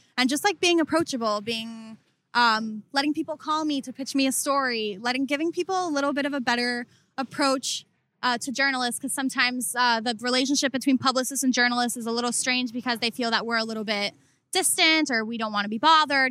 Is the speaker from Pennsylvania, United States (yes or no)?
no; Coral Springs, Florida, United States; I'm from Coral Springs which is uh, about 45 minutes north of Miami.